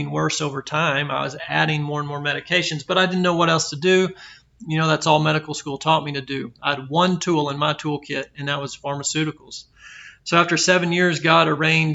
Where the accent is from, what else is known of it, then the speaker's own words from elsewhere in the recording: Belton, Texas, United States; I was born and raised in Texas, in Central Texas, in Belton